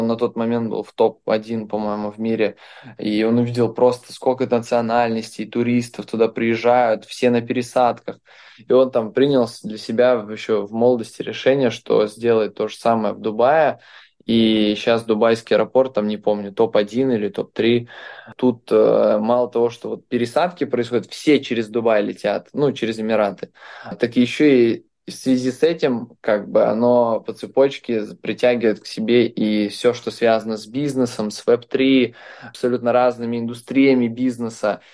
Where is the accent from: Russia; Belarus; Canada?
Belarus; now in Dubai, United Arab Emirates; Я сам из Беларуси